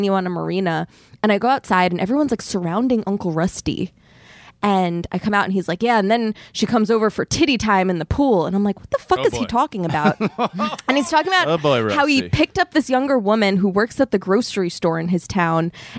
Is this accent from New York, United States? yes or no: yes; South Shore of Long Island, New York, United States; Listen, I'm from the South Shore of Long Island. We're pretty trashy.